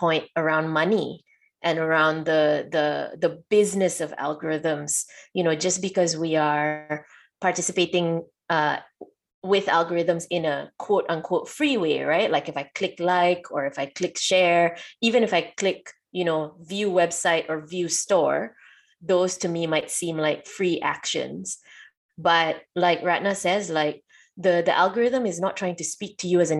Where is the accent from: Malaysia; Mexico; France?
Malaysia; I'm from Malaysia.